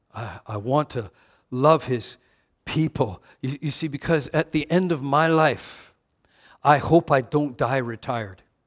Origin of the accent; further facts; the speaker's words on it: Vancouver, British Columbia, Canada; I missed being American by 20 kilometers. Vancouver is just like 20 kilometers north of the border